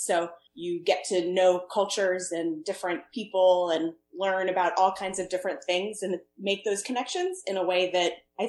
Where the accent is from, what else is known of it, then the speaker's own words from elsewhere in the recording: St. Louis, Missouri, United States; moved away as an adult; now in Maine, United States; I am from away. I'm from St. Louis, Missouri. That's where I grew up. Ended up in Maine because of college. Went to Bowdoin. Met my husband there. We moved away for a little while and then moved back.